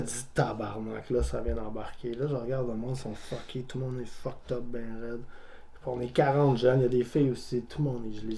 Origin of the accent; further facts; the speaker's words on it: Montreal, Quebec, Canada; also born or lived in Repentigny; moi, j'ai grandi à Montréal